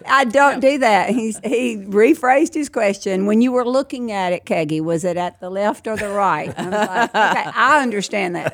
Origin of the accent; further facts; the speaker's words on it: outside Lake Providence, Louisiana, United States; also born or lived in Alsatia, Louisiana; I was raised twenty minutes outside of Lake Providence